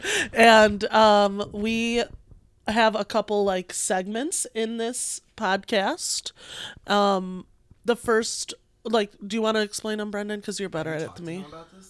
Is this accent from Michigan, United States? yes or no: yes; Michigan, United States; Me and Matt grew up really close to each other on the east side